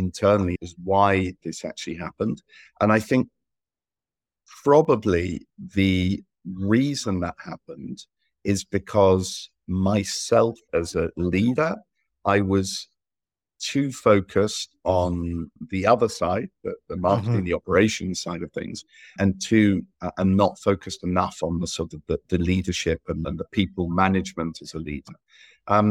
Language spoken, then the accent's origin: English; England, United Kingdom; also born or lived in Malta; now in Spain; I'm English by nationality. Ended up living in Southern Europe. So I lived between Spain and Malta